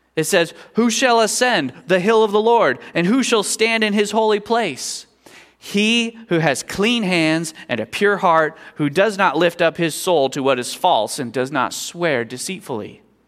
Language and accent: English; Kansas, United States; I was growing up in Kansas